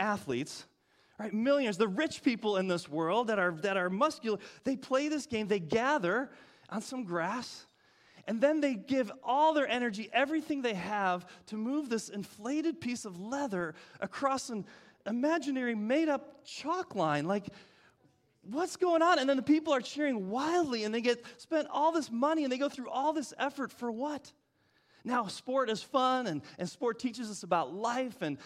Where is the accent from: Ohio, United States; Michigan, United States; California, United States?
Michigan, United States; moved away; the north where I grew up in Michigan